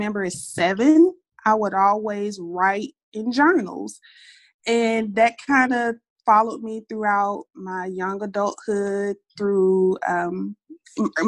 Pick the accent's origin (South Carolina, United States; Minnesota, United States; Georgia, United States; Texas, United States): Georgia, United States; Decatur; I'm from Decatur, Georgia, where I was born and raised.